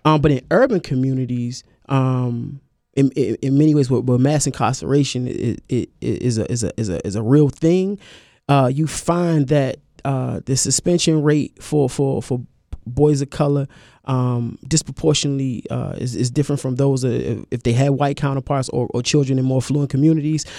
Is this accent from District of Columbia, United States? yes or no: yes; Washington, District of Columbia, United States; I'm from Washington D.C.